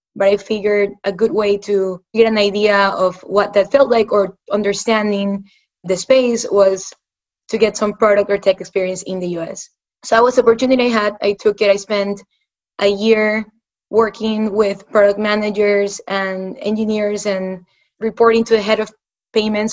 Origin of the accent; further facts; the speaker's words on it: Ecuador; moved away as an adult; also born or lived in United States; I'm originally from Ecuador. I was born and raised there. I came to the US for school.